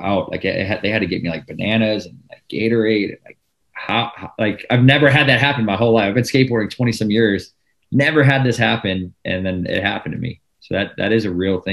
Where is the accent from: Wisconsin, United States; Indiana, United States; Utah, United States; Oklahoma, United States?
Wisconsin, United States; now in California, United States; I grew up in the Midwest